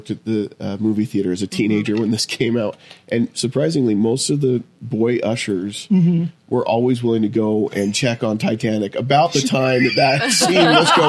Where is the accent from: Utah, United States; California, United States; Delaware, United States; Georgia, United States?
Utah, United States; I grew up here in Utah